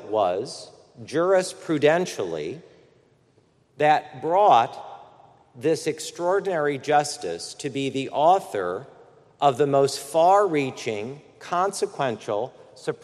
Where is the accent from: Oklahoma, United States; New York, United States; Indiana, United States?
Indiana, United States; Fort Wayne; moved away as an adult; now in Washington, D.C., United States; my 40th high school reunion this October in my hometown of Fort Wayne, Indiana